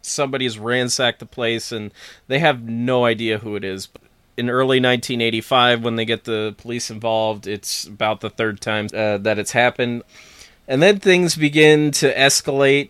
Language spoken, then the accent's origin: English; near Big Moose Lake, New York, United States; born or raised there